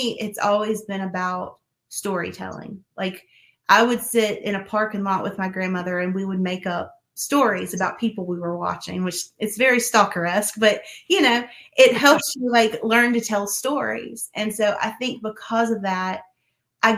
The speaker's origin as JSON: {"language": "English", "town": "Hickory", "region": "North Carolina", "country": "United States", "tie": "born or raised there", "also_born_or_lived": "Vale, North Carolina", "said": "I grew up in Hickory and then moved to Vail when I got married. So that's about 30 minutes away from Hickory."}